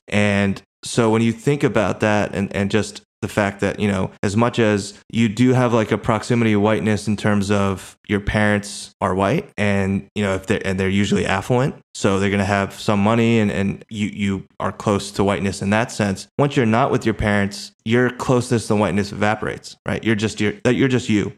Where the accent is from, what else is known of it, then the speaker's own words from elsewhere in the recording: United States; also born or lived in Korea; I was born in Korea and I was raised, uh, in America